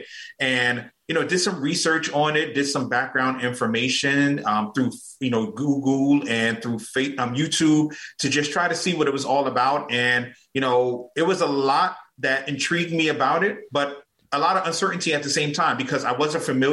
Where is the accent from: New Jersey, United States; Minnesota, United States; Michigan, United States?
New Jersey, United States; Newark; moved away as an adult; now in Atlanta, United States; I am originally from Newark, New Jersey, and, you know, back in 2009, I migrated to Atlanta, Georgia